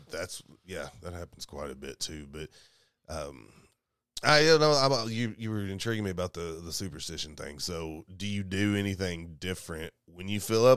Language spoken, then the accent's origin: English; Columbia, Kentucky, United States; moved away; I grew up in Kentucky about two hours away from here